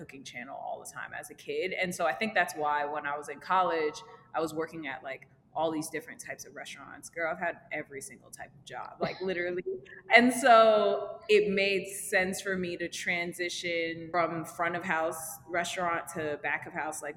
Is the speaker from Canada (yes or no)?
no; Rockland County, New York, United States; also born or lived in Harlem, New York; I grew up in Rockland County in New York. I like moved to Rockland when I was like 4 or 5, whatever. So I grew up there